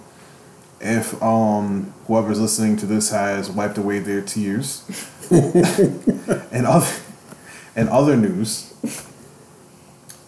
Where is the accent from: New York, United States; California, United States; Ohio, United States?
New York, United States; New York City; I'm from the Bronx